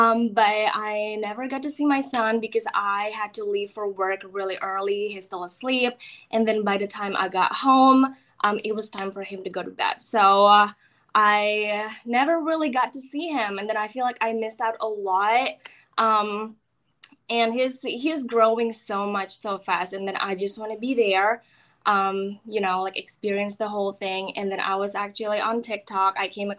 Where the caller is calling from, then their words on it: Florida, United States; From my house in Florida.